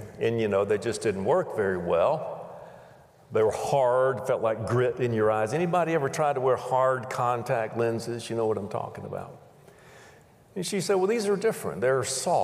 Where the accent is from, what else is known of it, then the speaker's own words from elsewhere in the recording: Pensacola, Florida, United States; I grew up in Pensacola, Florida